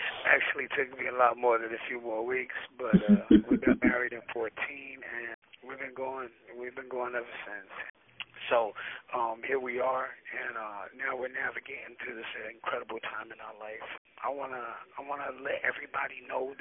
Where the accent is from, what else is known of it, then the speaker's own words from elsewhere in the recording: New York, United States; moved away as an adult; also born or lived in San Jose; now in Oakland, United States; I'm born and raised in New York. I actually finished high school in San Jose and went back to New York